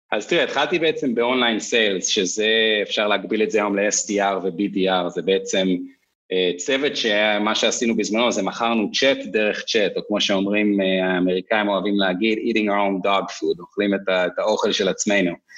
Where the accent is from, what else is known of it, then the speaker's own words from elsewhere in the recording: Kfar Tavor, Northern District, Israel; moved away as an adult; also born or lived in Kibbutz Beit Alfa / New York, United States; אני בן קיבוץ בטלפה במקור, גדלתי אחרי זה בכפר תבור